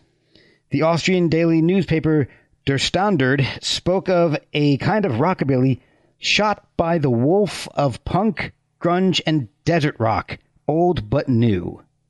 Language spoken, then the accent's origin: English; Branchburg, New Jersey, United States; I grew up in Branchburg, so like right between Flemington and Somerville